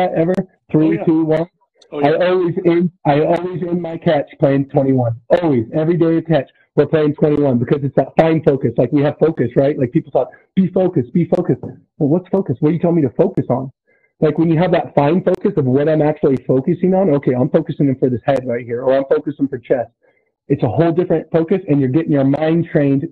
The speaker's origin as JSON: {"language": "English", "town": "Susanville", "region": "California", "country": "United States", "said": "I'm from Susanville, so it's Lassen Community College up in Northern California"}